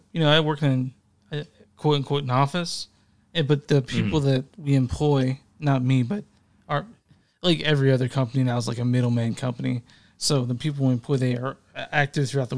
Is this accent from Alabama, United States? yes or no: no; near Duncanville, Texas, United States; which is like maybe 15 minutes where I grew up